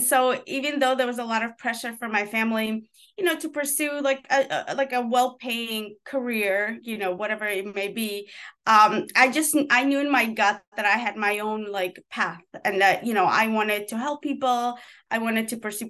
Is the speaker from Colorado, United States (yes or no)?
no; New York, United States; also born or lived in former Soviet Union; So growing up in New York, you know, I grew up in an urban jungle.